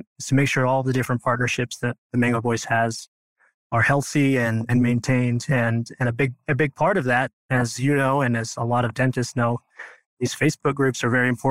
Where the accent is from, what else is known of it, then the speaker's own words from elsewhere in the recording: Idaho, United States; moved away as an adult; now in St. George, United States; I'm from Idaho. Originally, I grew up on a farm, just a very small town with a big family